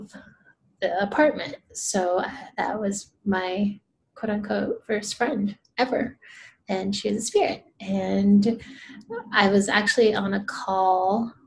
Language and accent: English; Rio de Janeiro, Brazil; moved away; I'm from Brazil too. So let me clarify that. I'm from Rio de Janeiro, Rio.